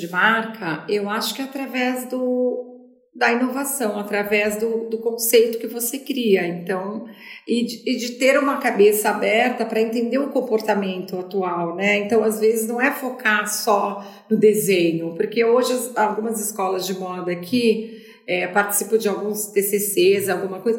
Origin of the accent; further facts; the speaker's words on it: Brazil; moved away as an adult; also born or lived in São Paulo; Eu saí do Brasil, mas o Brasil não saiu de mim.